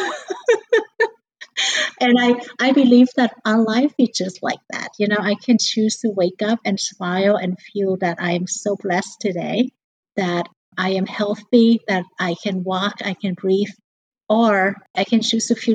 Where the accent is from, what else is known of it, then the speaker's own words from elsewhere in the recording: Vietnam; now in United States; I came from a very poor childhood, growing up in Vietnam, in a village